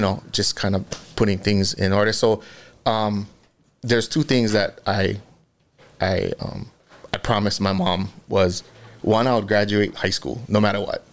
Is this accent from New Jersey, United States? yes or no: no; Kahalu'u, Hawaii, United States; born and raised in Kahalu'u, Okana Road.